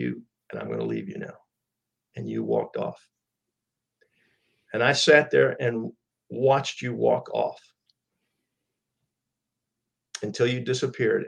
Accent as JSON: {"language": "English", "town": "El Paso", "region": "Texas", "country": "United States", "said": "I'm from El Paso, Texas"}